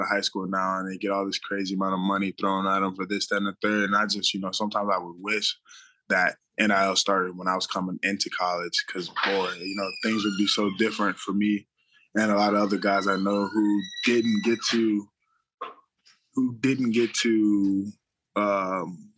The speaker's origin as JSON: {"language": "English", "town": "Palm Beach Gardens", "region": "Florida", "country": "United States", "tie": "born or raised there", "moved": "as an adult", "lives_now": "Maryland, United States", "said": "I'm from Palm Beach"}